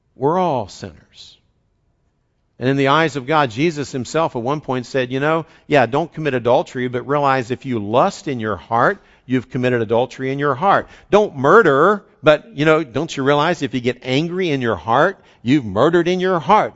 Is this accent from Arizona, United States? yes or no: no; West Virginia, United States; a saying I grew up with in West Virginia